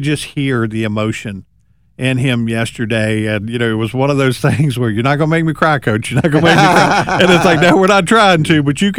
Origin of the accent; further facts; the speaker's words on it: the Roanoke Valley, Virginia, United States; I grew up in the Valley